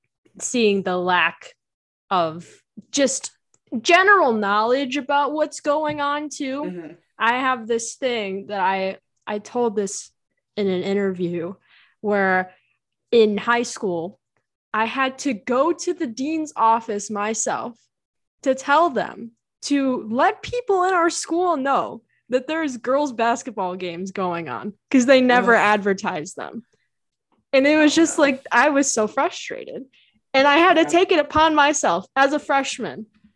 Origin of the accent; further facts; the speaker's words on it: Chicago, Illinois, United States; The Chicago Red Stars, which is my hometown soccer team, used to play at Benedictine University, which is like 20 minutes from where I am.